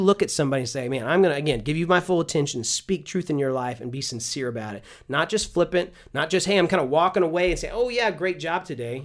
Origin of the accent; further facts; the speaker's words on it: Houston, Texas, United States; I'm from Houston